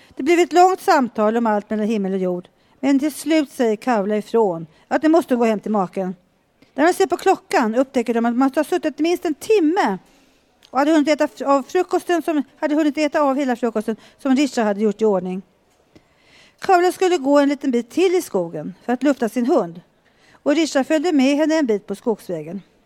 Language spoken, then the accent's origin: Swedish; Mora, Dalarna County, Sweden; moved away; Från jag är eh, från Dalarna.